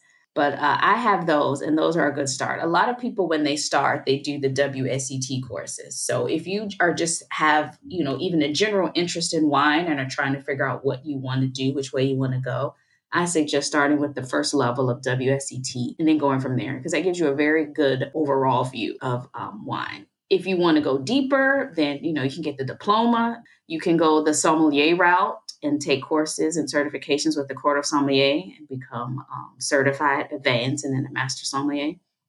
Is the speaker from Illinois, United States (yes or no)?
yes; Chicago, Illinois, United States; moved away as an adult; now in Paris, France; Yes, I was born in Chicago. So I'm from Chicago, Illinois, the South Side.